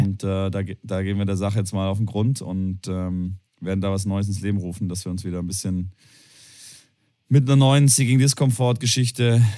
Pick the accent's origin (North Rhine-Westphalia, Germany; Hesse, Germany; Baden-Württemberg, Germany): Baden-Württemberg, Germany; Tübingen; moved away as an adult; also born or lived in Cologne; meine Heimat ist Tübingen. Äh, geboren, aufgewachsen, äh, Abitur gemacht und dann in die weite Welt gegangen.